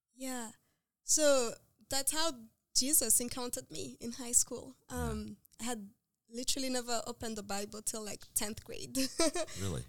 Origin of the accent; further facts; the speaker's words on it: Rwanda; moved away as an adult; now in United States; I'm from Rwanda, so I'm very passionate about my country and like working there and developing the health system there